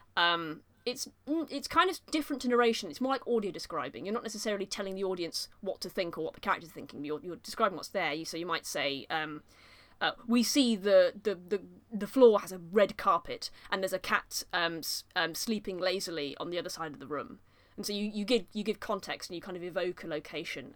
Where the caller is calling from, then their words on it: Nottingham, East Midlands, United Kingdom; also born or lived in Leeds; I'm, I'm calling from Nottingham, I've come back from Leeds now